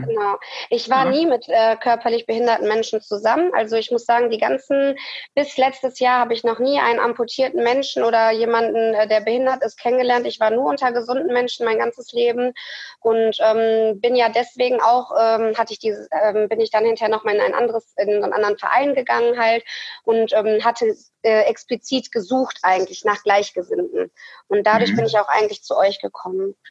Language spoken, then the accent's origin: German; Hattingen, North Rhine-Westphalia, Germany; ich komme aus Hattingen